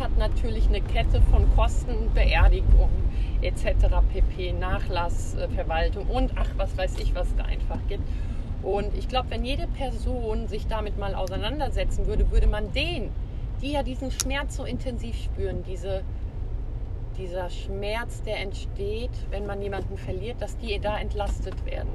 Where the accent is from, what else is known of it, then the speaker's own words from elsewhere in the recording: Hesse, Germany; Hier bei uns in Hesse